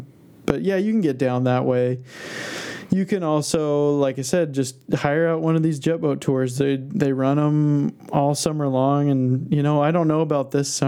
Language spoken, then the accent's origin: English; Basque Country, Spain; looking around at this weird landscape that's got to be totally different than you've ever seen before growing up in the Basque Country